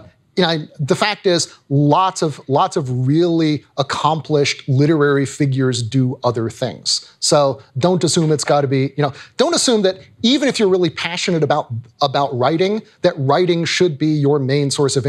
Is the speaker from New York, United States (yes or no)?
no; Tennessee, United States; also born or lived in Virginia; I grew up in Tennessee and Virginia.